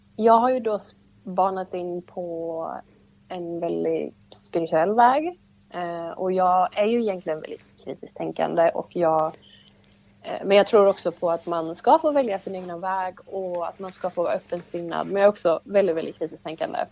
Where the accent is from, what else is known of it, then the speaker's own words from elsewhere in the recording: Laholm, Halland County, Sweden; moved away as an adult; now in Ängelholm, Sweden; jag är uppvuxen i Laholm då eh, med min familj